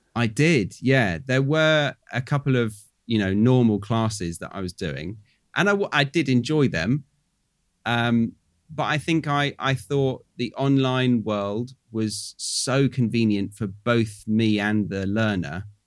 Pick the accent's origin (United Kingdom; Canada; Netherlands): United Kingdom; moved away as an adult; now in Australia; I'm British